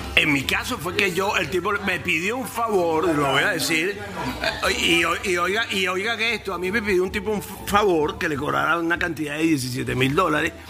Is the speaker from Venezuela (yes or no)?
yes; Venezuela; now in United States; tengo entendido como venezolano